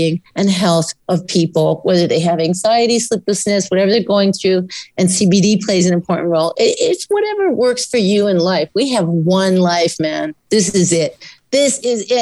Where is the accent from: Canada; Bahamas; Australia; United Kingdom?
Canada; also born or lived in India / Ontario; I grew up here in so-called Canada